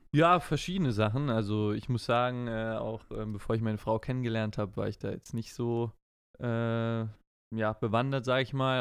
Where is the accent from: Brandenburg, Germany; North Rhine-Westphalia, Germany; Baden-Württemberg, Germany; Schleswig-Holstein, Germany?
Baden-Württemberg, Germany; Heidelberg; Ich bin ja auch in, in Heidelberg geboren